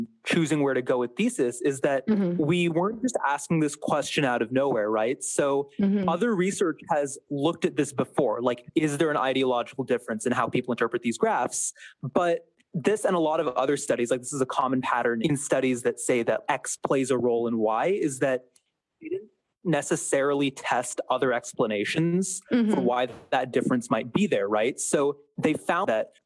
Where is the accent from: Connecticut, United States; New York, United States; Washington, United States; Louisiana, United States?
Washington, United States; Seattle; I'm from Seattle, Washington